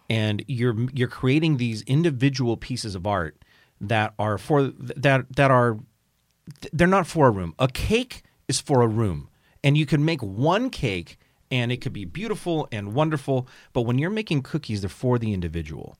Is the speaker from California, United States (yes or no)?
yes; Pasadena, California, United States; I grew up in Pasadena, California, just south of there, and it's, it's a big city